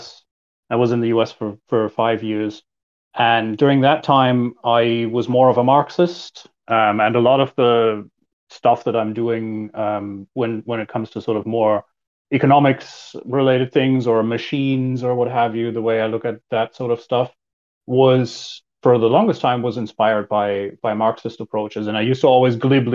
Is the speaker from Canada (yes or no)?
no; Germany; moved away as an adult; also born or lived in United States; I was born and raised in Germany